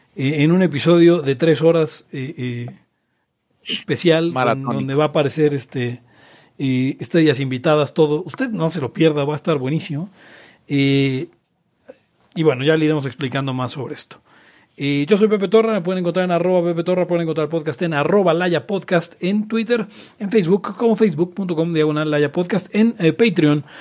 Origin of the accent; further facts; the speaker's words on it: Mexico; los libertarios mexicanos a veces, y latinoamericanos en general